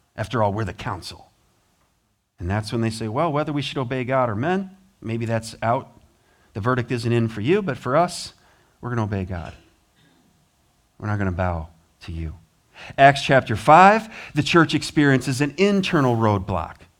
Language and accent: English; United States; I'm from America